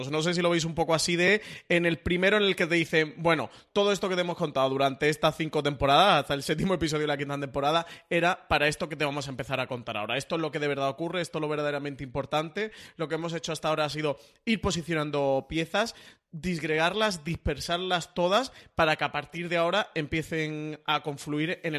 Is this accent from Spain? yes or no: yes; Andalusia, Spain; yo soy andaluz